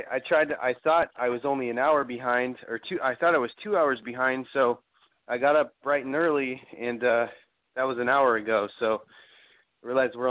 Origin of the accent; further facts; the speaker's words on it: California, United States; what are my grandparents talking about when they talk about our you know, Native roots? And I grew up in California, pretty far away from Oklahoma or any. And also, I was born, you know, way after the reservation and relocation period.